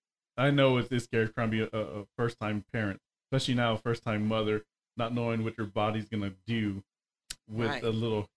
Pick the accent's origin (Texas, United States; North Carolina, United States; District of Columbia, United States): Texas, United States; South; I grew up in South Texas.